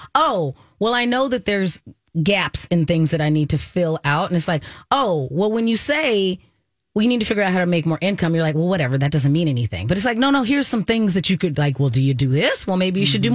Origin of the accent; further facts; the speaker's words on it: Arizona, United States; I took Spanish, of course, because I grew up in Arizona